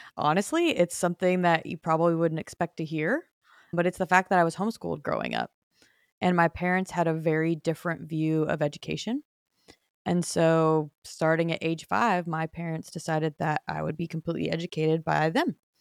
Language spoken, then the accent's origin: English; Phoenix, Arizona, United States; moved away as an adult; also born or lived in Nashville; born and raised in Phoenix